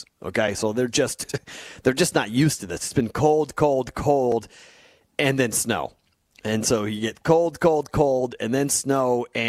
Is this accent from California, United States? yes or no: no; Boston, Massachusetts, United States; moved away; at least on the East Coast growing up in Boston